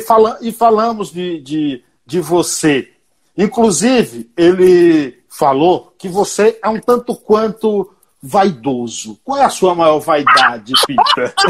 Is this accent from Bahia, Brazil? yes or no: yes; Paiaiá, Nova Soure, Bahia, Brazil; Eu sou de um lugar chamado Paiaiá. É um povoado, é, é um povoado com 600 moradores, município de Nova Açores, a 225 quilômetros de Salvador